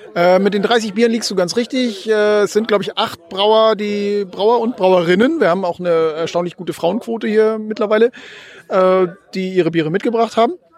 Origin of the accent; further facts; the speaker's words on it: Northern Germany, Germany; wir sind ja Norddeutsche